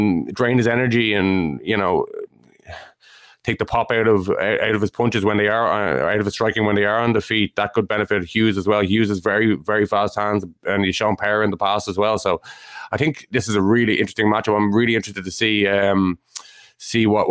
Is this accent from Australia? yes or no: no; Ireland; we're Irish